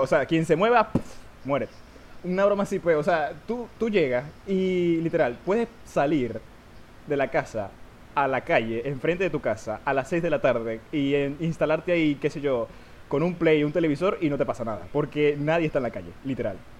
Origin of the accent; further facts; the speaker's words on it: Maracaibo, Zulia, Venezuela; also born or lived in Maturín / Puerto La Cruz / Valencia; también soy de Venezuela, soy de Maracaibo, al igual que Luis. Um, llevo casi toda mi vida viviendo aquí